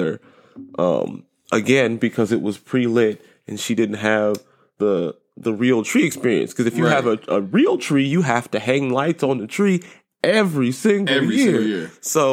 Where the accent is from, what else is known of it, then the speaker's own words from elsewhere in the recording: Southern California, United States; I grew up in Southern California.